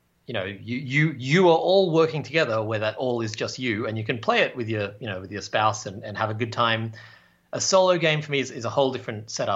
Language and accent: English; Australia; now in Canada; I'm an Australian who lives in Canada